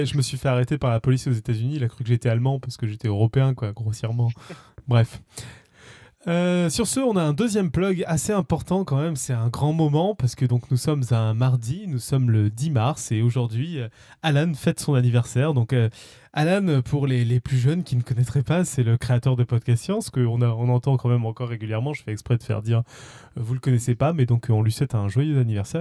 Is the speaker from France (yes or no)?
yes; Toulouse, Occitania, France; moved away; Je viens de Toulouse à la base